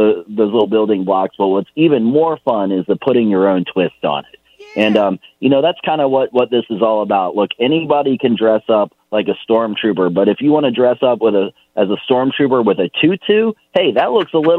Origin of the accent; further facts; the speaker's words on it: Richmond, Virginia, United States; I was born and raised here in Richmond